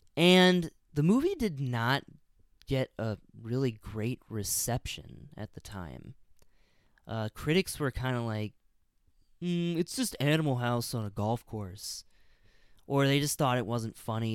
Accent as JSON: {"language": "English", "region": "Illinois", "country": "United States", "tie": "born or raised there", "said": "I grew up in Illinois"}